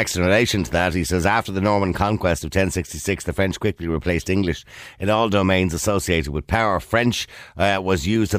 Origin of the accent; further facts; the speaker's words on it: Ireland; I am absolutely Irish, but at the end of the day, I'm looking after the Irish interests